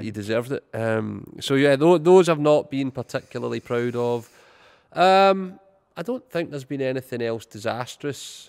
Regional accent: Irvine, Scotland, United Kingdom; my hometown of Irvine.

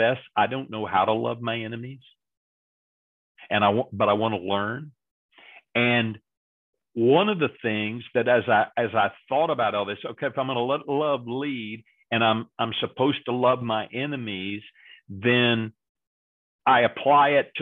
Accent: Texas, United States; I grew up in Texas and we're supposed to be nice all the time here in Texas

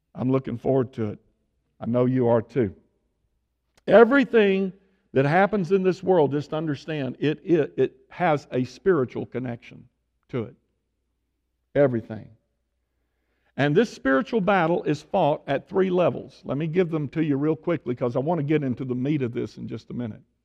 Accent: Tyler, Texas, United States; moved away; I was born and raised in Tyler

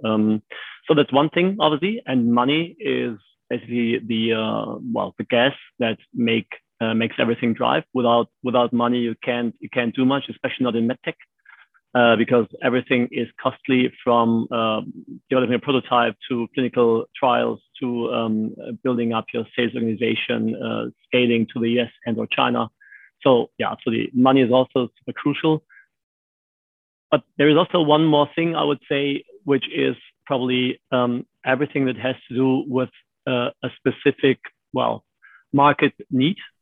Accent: Germany; born and raised in Germany.

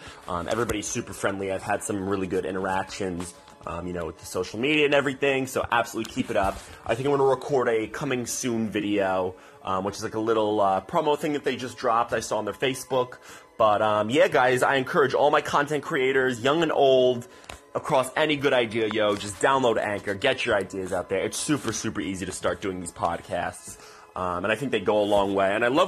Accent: Cranford, New Jersey, United States; my hometown

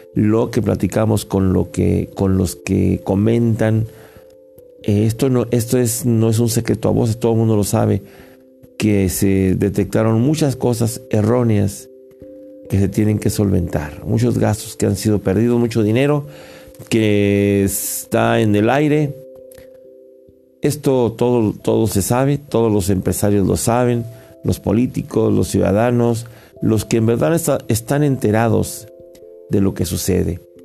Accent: Mexico; also born or lived in United States; somos como mexicanos

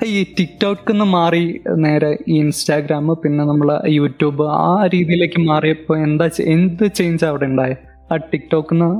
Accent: Wayanad, Kerala, India; ഒരു വയനാട്ടുകാരനാണ്

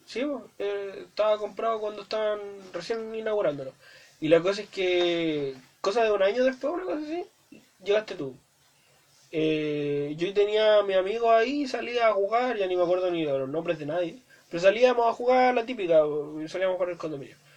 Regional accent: Viña del Mar, Valparaíso, Chile; also born or lived in Santiago; vivía en Santiago, eh, porque nací en Santiago, los primeros cuatro años. Y no tengo mucho recuerdo de eso. Eh, me mudé a Viña

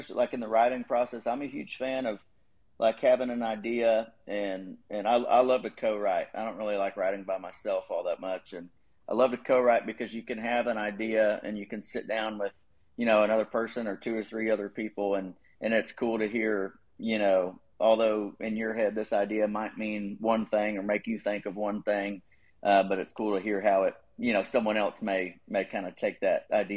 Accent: Dallas-Fort Worth area, Texas, United States; moved away as an adult; also born or lived in College Station, Texas; now in Nashville, United States; I grew up in the Dallas-Fort Worth area, like Garland, Plano area, so lived there for a while.

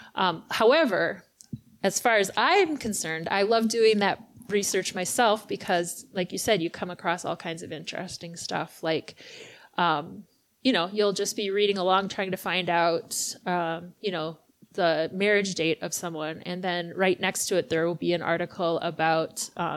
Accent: Chetek, Wisconsin, United States; also born or lived in Rice Lake, Wisconsin / Cameron, Wisconsin; now in Eau Claire, United States; I grew up in Chautauqua and I have spent all but about 7 years of my life in the middle Chippewa Valley

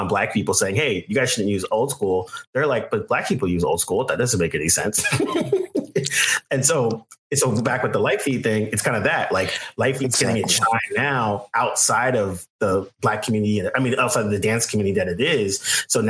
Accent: Bay Area, California, United States; moved away; also born or lived in New York; I grew up in Bay Area. I grew up around mostly Asian Americans, all different types of Southeast Asians.

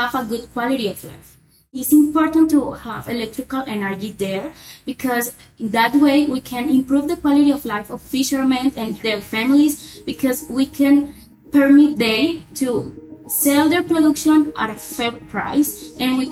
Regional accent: La Guajira, Colombia; I was from La Guajira

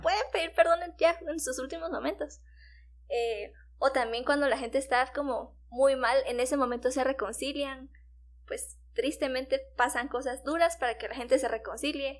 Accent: Guatemala

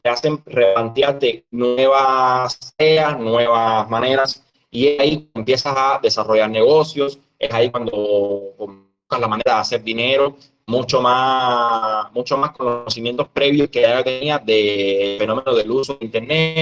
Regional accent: Cuba; un emprendedor cubano que desde el año 2015 decidió no trabajar más en el Estado

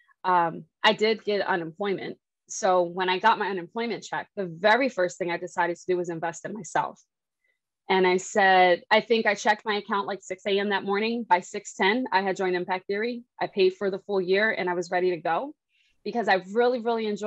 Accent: Philadelphia, Pennsylvania, United States; I'm a girl from Philly. Mm-hmm. I'm the youngest. I have two older brothers, so I have a pretty ratchet, rough side of me. Mm-hmm. Grew up playing basketball

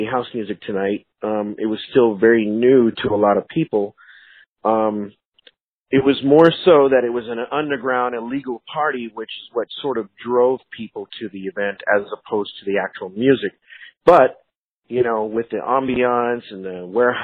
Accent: Phoenix, Arizona, United States; I was born and raised here in Phoenix, so I'm one of the few that it's not really a transplant. I've always been here

